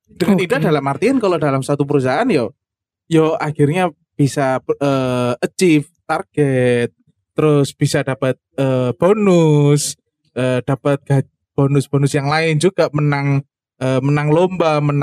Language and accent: Indonesian; Malang, East Java, Indonesia; Iya, Yo kan gak memang Banyuwangi toh. Aku wong Malang